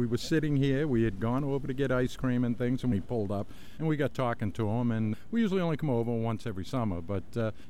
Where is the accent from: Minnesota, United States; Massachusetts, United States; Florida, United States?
Massachusetts, United States; Boston; I'm from Boston.